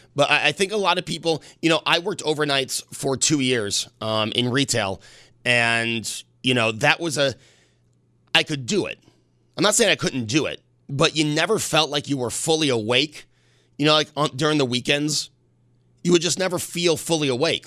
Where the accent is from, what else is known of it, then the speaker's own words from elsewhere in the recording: Buffalo, New York, United States; also born or lived in Hornell, New York; when I was eleven, we moved from Hornell to Buffalo, New York.